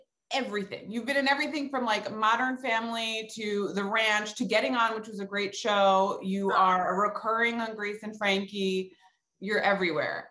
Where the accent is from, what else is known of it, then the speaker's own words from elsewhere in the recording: Syosset, New York, United States; I grew up in Syosset